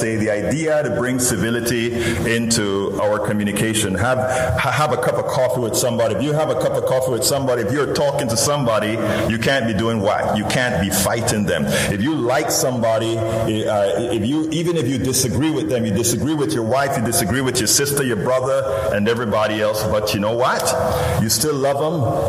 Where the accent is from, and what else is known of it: Panama; born or raised there; now in Houston, United States